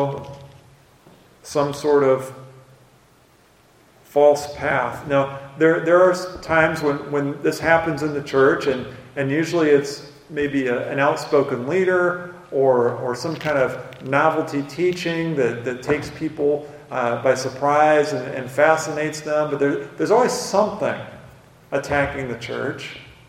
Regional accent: United States; I grew up on the Mississippi River

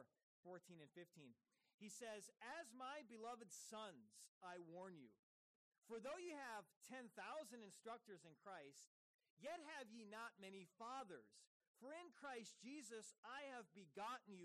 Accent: United States; As an American, I have had this same practice here

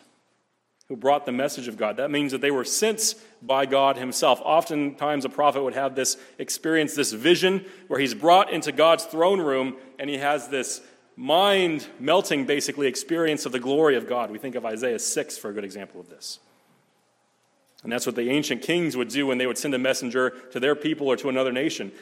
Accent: Omaha, Nebraska, United States; I grew up in the Omaha area

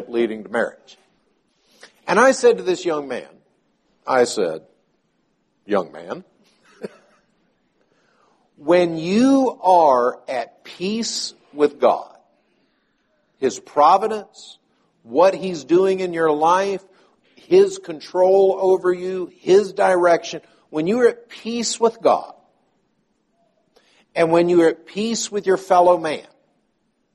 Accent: the South, United States; I was born and sort of raised in the South

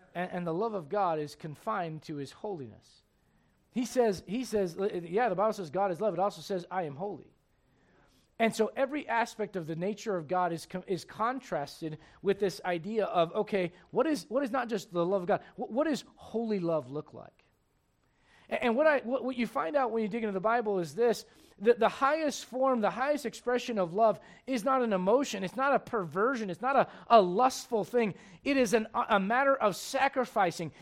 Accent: United States; I'm an American

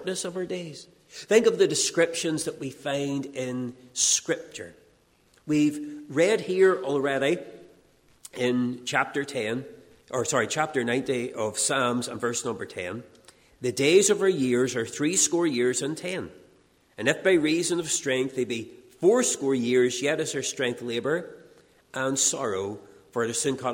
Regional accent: Castledawson, Northern Ireland, United Kingdom; I'm driving through my hometown of Castle Dawson

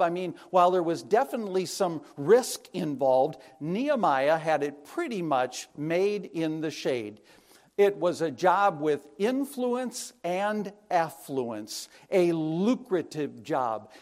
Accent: La Crosse, Wisconsin, United States; I was born and raised in Wisconsin

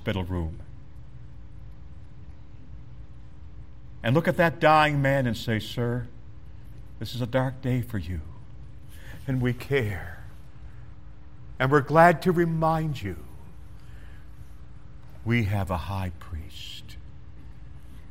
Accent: Canada; moved away; I'm a boy from Canada

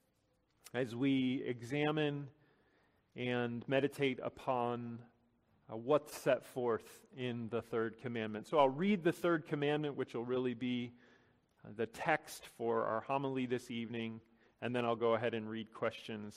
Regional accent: Chicago, Illinois, United States; Growing up in Chicago during the 90s

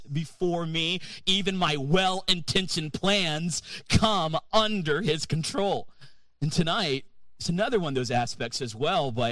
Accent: North Carolina, United States; moved away as an adult; I'm from North Carolina

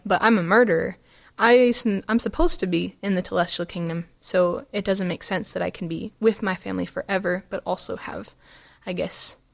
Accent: Arizona, United States; I was from Arizona

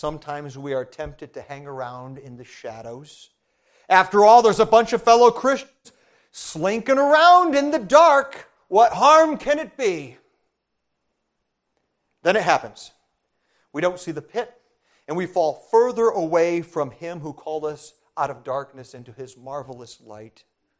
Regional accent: Brazil; I was an MK, that means a missionary kid. I grew up in Brazil

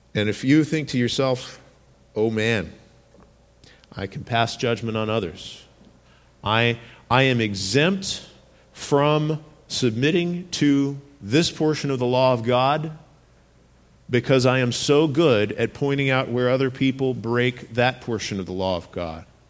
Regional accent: United States; our way of thinking in America

